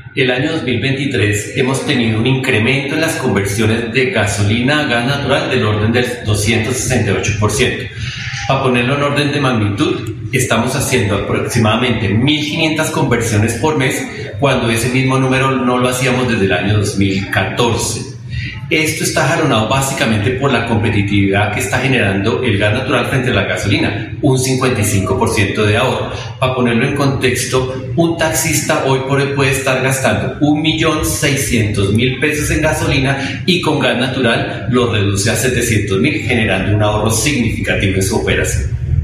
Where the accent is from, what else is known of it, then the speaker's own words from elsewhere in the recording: Bucaramanga, Santander, Colombia; also born or lived in Barrancabermeja; Yo soy santanderiano, nací en Barranca Bermeja el 20 de julio de 1982 en la clínica La Magdalena